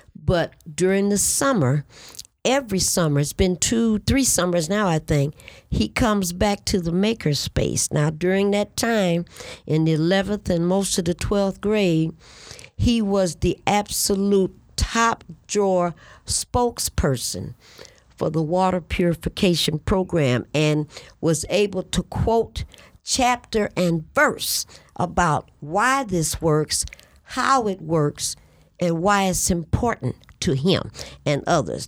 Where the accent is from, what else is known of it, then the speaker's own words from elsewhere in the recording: Detroit, Michigan, United States; I'm born and raised on the Lower East Side of the city of Detroit.